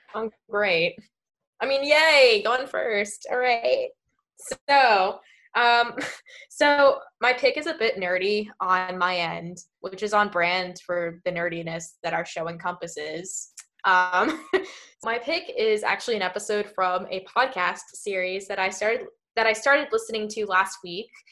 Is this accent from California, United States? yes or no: no; New Jersey, United States; we're, we're both from Jersey